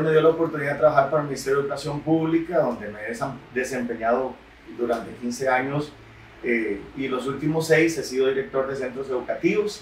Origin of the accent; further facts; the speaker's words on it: Nicoya, Guanacaste, Costa Rica; yo soy nicoyano, tengo 36 años, nací aquí en Nicoya